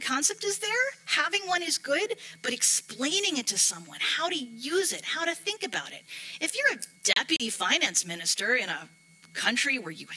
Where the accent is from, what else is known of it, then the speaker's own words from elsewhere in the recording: United States; accent: American; moved away as an adult; now in Europe; you can hear from my accent. I'm American